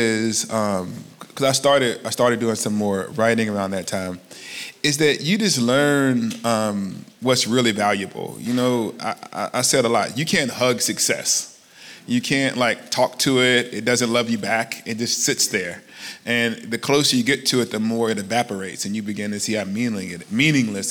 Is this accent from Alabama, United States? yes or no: yes; Alabama, United States; moved away; I'm from Alabama. And I grew up in the shadow of the civil rights movement.